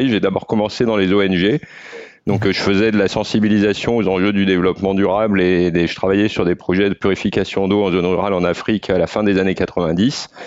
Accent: the Alps, France; vu que j'ai grandi dans les Alpes, donc euh, j'ai eu la chance de, pouvoir profiter des montagnes très jeune

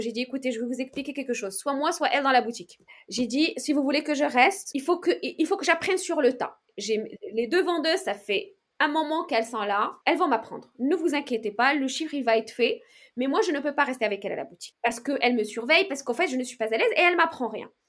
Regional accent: Meknes, Fès-Meknès, Morocco; moved away as an adult; now in France; j'ai grandi au Maroc

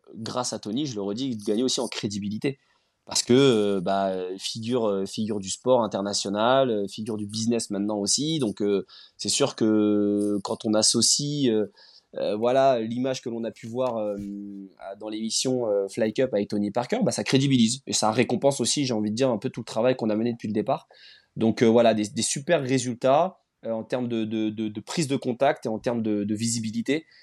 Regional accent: Rennes, Brittany, France; je suis originaire de Rennes

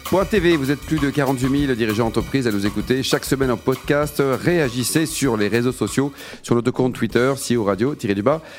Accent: Nantes, Pays de la Loire, France; also born or lived in Bordeaux / Paris; je suis né à Nantes

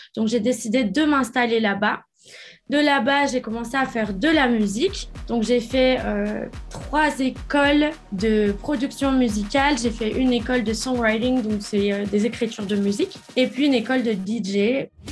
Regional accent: France; moved away as an adult; also born or lived in United States; j'ai quitté la France quand j'avais 18 ans pour aller habiter aux États-Unis

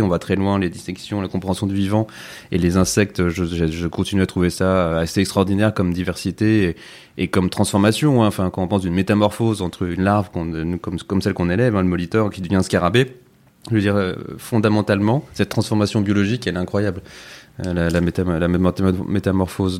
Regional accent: the Alps, France; j'ai grandi dans les Alpes, près de la nature aussi

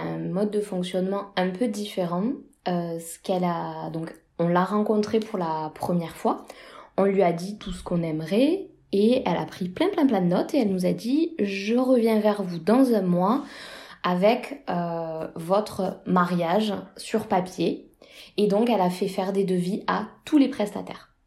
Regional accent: France

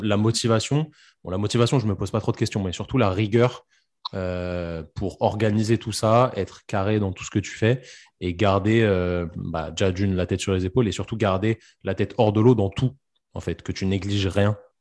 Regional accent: France; chez nous en France

